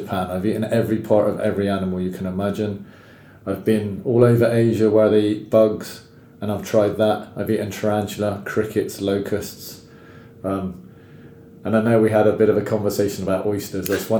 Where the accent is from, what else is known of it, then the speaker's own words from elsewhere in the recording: England, United Kingdom; I'm English